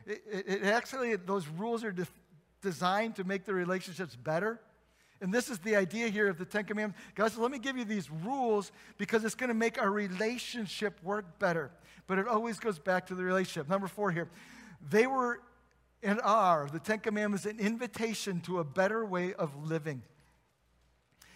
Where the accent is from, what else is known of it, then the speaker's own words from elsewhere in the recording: South Bend, Indiana, United States; moved away; I come from South Bend, and there's a famous university in South Bend that plays football